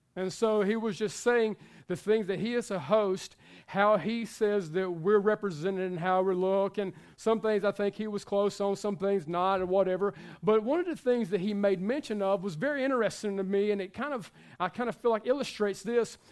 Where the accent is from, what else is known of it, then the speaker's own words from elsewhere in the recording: the South, United States; we are from the South